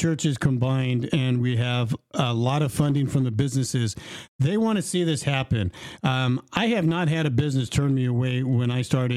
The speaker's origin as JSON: {"language": "English", "town": "Dinuba", "region": "California", "country": "United States", "tie": "born or raised there", "said": "I'm actually from Dinuba. I was born and raised here 50 years ago"}